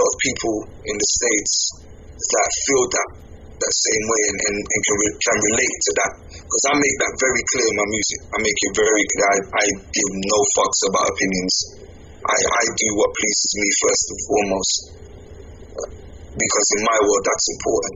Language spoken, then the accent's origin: English; England, United Kingdom; I'm from England